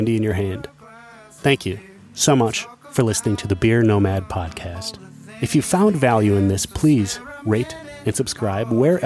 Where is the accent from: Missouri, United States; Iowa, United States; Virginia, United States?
Iowa, United States; Dubuque; moved away; I'm back in my hometown of Dubuque, Iowa